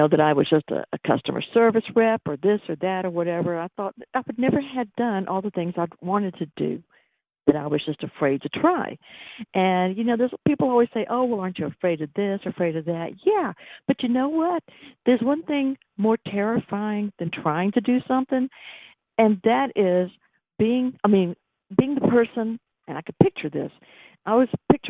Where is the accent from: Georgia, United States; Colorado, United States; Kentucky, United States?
Georgia, United States; Atlanta; accent: Sweet Georgia accent; I was born in Atlanta